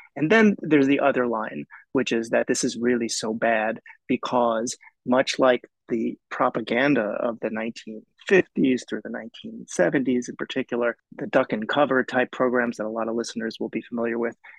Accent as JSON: {"language": "English", "town": "New York City", "region": "New York", "country": "United States", "tie": "born or raised there", "said": "I'm born and raised in New York"}